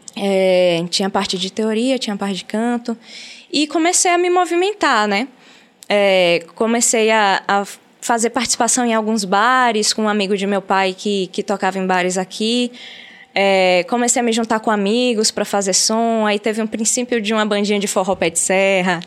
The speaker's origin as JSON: {"language": "Portuguese", "town": "Aracaju", "region": "Sergipe", "country": "Brazil", "tie": "born or raised there", "moved": "yes", "lives_now": "Salvador, Brazil", "said": "Eu nasci em Salvador, mas fui morar em Aracaju muito nova. Com quatro anos de idade, eu já estava em Aracaju"}